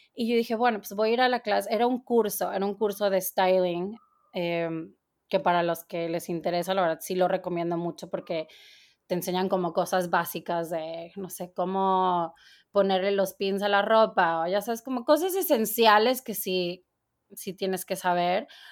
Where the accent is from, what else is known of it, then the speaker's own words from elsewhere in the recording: Torreón, Coahuila, Mexico; moved away as an adult; now in New York, United States; yo soy, de Torreón, Coahuila y ya tengo 16 años viviendo en, Nueva York.